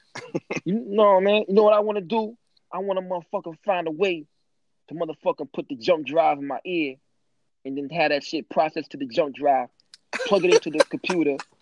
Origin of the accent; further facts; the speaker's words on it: St. Louis, Missouri, United States; I'm from the St. Louis area.